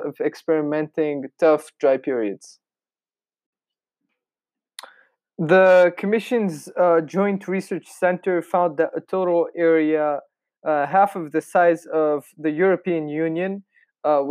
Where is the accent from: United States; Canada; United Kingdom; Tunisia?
Tunisia; my home country of Tunisia